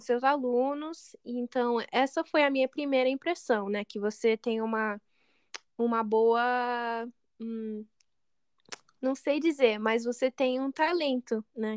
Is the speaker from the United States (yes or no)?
yes; United States; accent: American; Portuguese is a second language; also born or lived in Brazil; meu sotaque parece bem americano